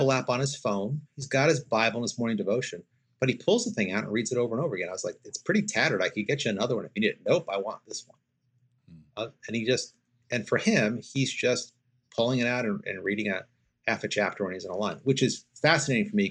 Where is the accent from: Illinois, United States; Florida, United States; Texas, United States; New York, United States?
New York, United States; I'm from New York